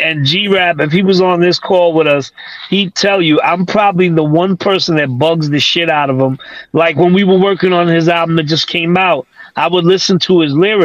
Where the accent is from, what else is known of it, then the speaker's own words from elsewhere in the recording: New York City, New York, United States; I come from East New York, Brooklyn